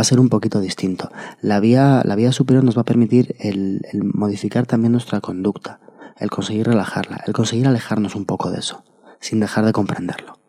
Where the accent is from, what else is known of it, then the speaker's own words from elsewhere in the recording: Madrid, Community of Madrid, Spain; Nosotros somos de Madrid